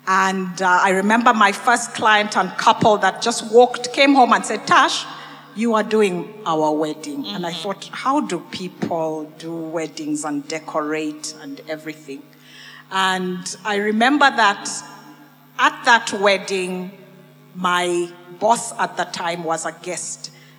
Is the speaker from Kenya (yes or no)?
yes; Kenya; also born or lived in Uganda / Botswana; I've lived and grown up in a lot of countries, in Kenya. I was born in Uganda. But spent a lot of my education in Kenya. I was in Botswana.